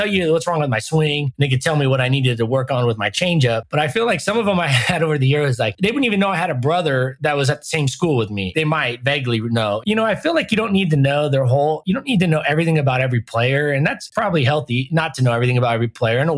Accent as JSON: {"language": "English", "region": "Southern California", "country": "United States", "tie": "born or raised there", "said": "I grew up in Southern California"}